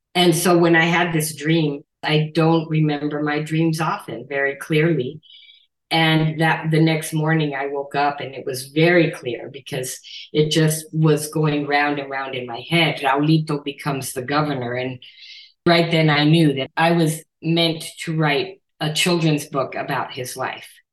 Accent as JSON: {"language": "English", "town": "Nogales", "region": "Arizona", "country": "United States", "tie": "born or raised there", "moved": "yes", "lives_now": "Tucson, United States", "said": "my hometown of Nogales, Arizona, on the border, where, that's where I grew up"}